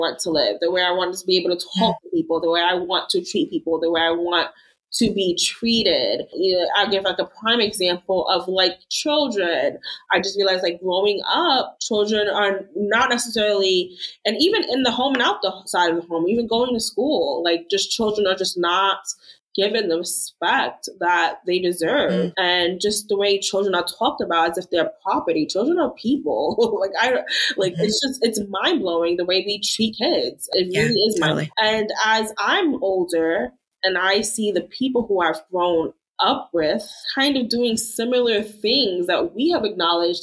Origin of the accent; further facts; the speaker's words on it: New York, United States; moved away as an adult; now in Tulsa, United States; I'm a New Yorker. I'm from New York